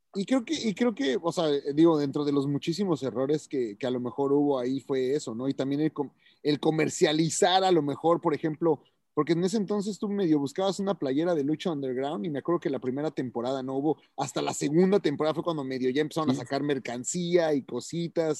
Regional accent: Mexico; now in United States; soy latino, wow, es mexicano

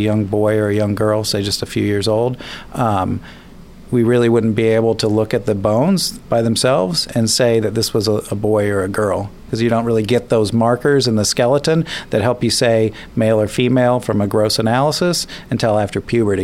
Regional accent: Kansas, United States; growing up in Kansas, and as a kid, I would spend the summers in the funeral home

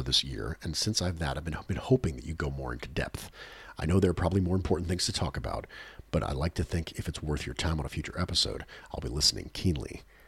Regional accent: Australia; But I'm also an Australian, so my American football knowledge isn't strong enough to allow me to easily recognize luck in a sport when I see it.

